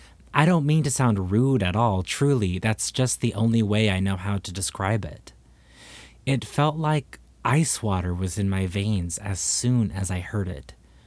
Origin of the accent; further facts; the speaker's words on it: Texas, United States; I was raised in Texas, and I've heard many, but this was not an owl.